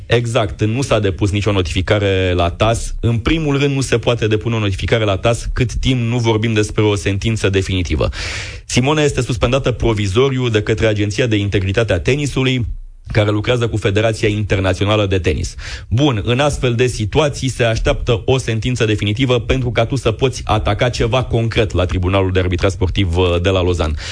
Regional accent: Constanța, Constanța County, Romania; am copilărit împreună, ne-am antrenat la același club, suntem din Constanța, din același oraș

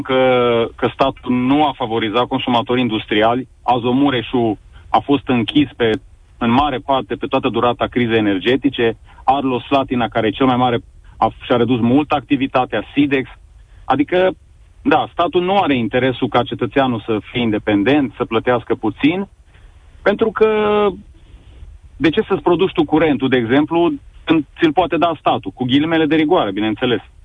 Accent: Sibiu, Sibiu County, Romania; eu sunt din Sibiu

